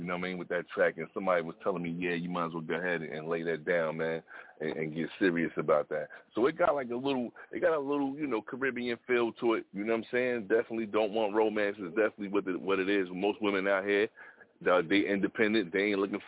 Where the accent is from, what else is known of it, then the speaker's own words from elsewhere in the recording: New York, United States; now in South Carolina, United States; I'm out here in South Carolina. You know, originally from New York, but you know, I'm out here in the South right now